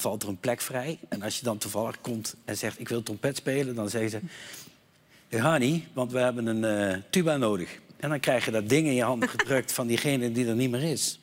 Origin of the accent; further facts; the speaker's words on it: Meerssen, Limburg, Netherlands; also born or lived in Eindhoven; ik kwam uit Eindhoven van het Lord en wij gingen naar, uh, naar Limburg verhuizen en ik kwam op school